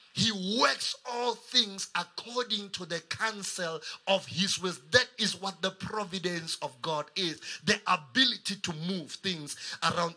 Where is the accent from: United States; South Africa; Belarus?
South Africa; Kuruman, Northern Cape; moved away as an adult; now in Pretoria, South Africa; I'm from Kuruman.